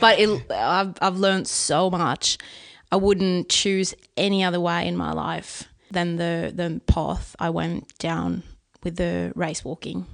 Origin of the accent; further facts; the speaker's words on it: Sweden; English is a second language; here in my hometown where we're sitting right now